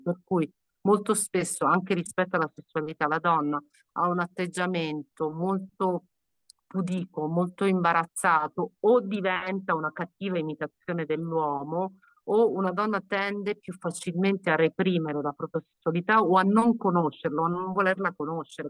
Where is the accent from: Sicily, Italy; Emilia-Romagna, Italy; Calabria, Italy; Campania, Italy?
Calabria, Italy; in Calabria, sono calabrese